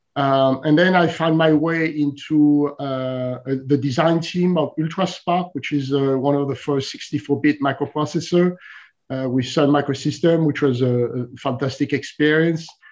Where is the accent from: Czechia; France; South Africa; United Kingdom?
France; moved away as an adult; also born or lived in Silicon Valley; I'm originally from France